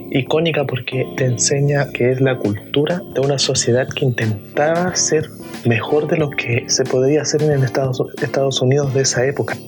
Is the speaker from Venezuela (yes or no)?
no; Chile; soy de Chile.